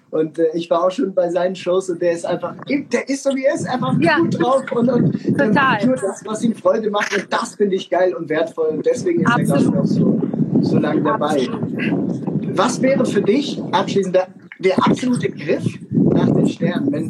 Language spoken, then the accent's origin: German; Switzerland; Ich bin Schweizer, ich könnte den Bergführer machen.